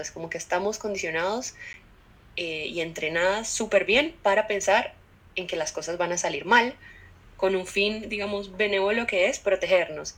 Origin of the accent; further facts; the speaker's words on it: Cali, Valle del Cauca, Colombia; soy caleña